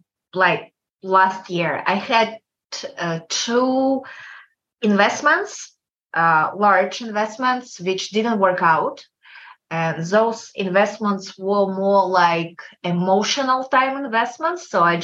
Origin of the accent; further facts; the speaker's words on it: Kazakhstan; English is a second language; Kazakhstan. It's country between Russia and China.